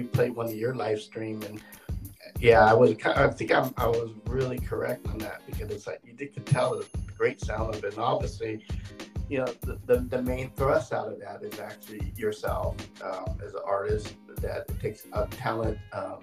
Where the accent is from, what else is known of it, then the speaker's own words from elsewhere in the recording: California, United States; I'm from the West Coast, I'm from California, I'm a California boy, been here since, I'm going to give away my age, 55 years